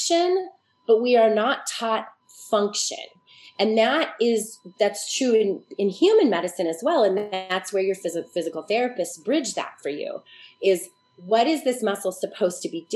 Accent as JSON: {"language": "English", "town": "Boulder", "region": "Colorado", "country": "United States", "tie": "born or raised there", "said": "I grew up in Boulder, Colorado in the 70s."}